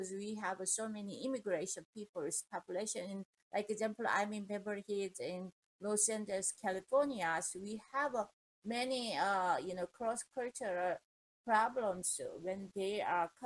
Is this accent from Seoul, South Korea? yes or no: no; Andong, North Gyeongsang, South Korea; English is a second language; moved away as an adult; now in United States; we came from Korea to America